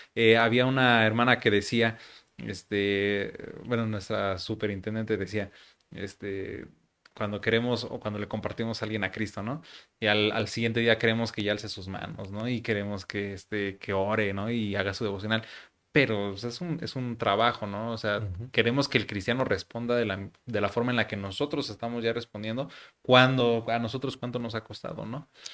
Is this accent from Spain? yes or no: no; Mexico; así somos los mexicanos